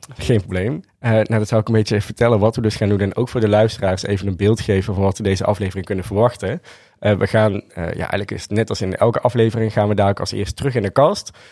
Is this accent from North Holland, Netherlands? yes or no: no; North Brabant, Netherlands; we komen uit Brabant.